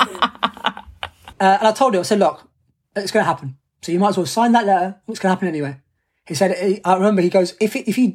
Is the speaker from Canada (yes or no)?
no; London, United Kingdom; I'm from London. So like, it's my home city's Paralympic Games.